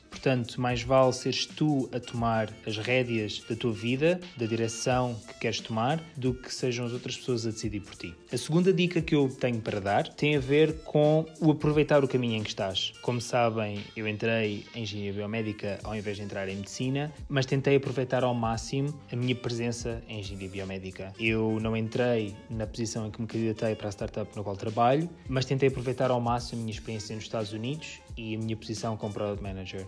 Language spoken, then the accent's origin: Portuguese; Portugal; moved away as an adult; also born or lived in San Francisco, United States